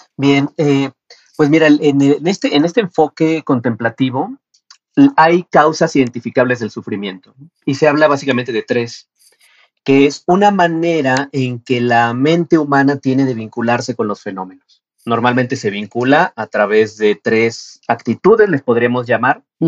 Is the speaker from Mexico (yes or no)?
yes; Mexico; las condiciones de cómo lo tenía yo que estudiar aquí en mi país no eran tan fáciles. Tenía que ir a Ciudad de México